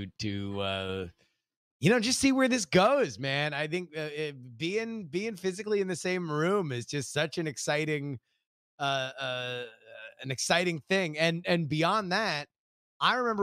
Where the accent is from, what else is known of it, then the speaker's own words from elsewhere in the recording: Florida, United States; also born or lived in Texas; now in California, United States; I was born in Texas and I'm from Florida